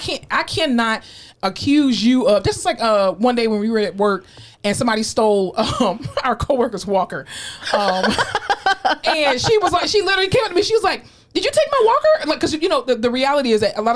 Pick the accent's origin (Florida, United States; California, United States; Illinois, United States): Florida, United States; now in San Antonio, United States; I'm from born and raised in Florida